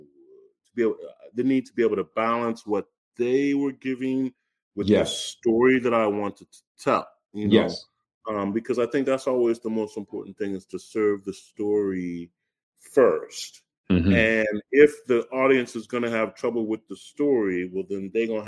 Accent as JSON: {"language": "English", "region": "Midwest", "country": "United States", "tie": "born or raised there", "lives_now": "New York, United States", "said": "I grew up in the Midwest. I went to school in Chicago. I arrived in Chicago the year that Jordan arrived in Chicago."}